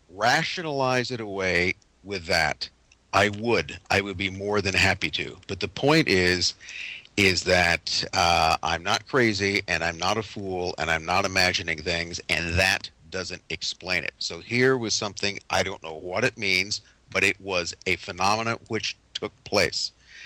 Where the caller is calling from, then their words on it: Moscow, Idaho, United States; I am talking from Moscow, Idaho.